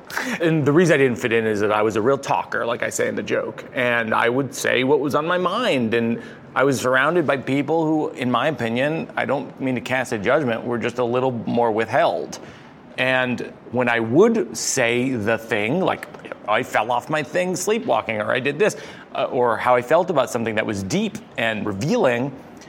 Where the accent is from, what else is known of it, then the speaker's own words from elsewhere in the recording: Massachusetts, United States; moved away; I grew up in Massachusetts in a very, I would say, a very repressed culture.